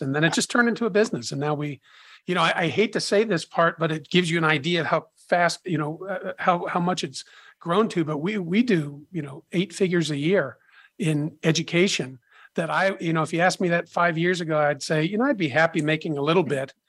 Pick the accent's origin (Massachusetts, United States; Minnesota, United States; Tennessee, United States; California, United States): Massachusetts, United States; Boston; I grew up in the Boston area